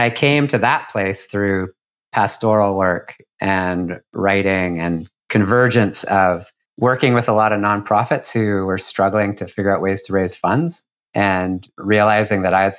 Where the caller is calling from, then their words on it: Dartmouth, Nova Scotia, Canada; I am joining you from Dartmouth, Nova Scotia, which is just across the harbor from Halifax.